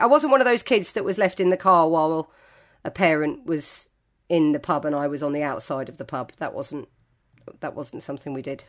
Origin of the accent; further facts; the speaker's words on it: Greenford, London, United Kingdom; I grew up in West London. I probably started drinking in our local pub in Greenford.